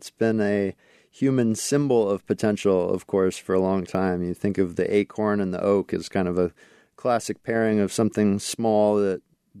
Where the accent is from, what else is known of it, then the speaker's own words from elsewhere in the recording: Alaska, United States; Yeah, so where I grew up in Alaska, black spruce was kind of characteristic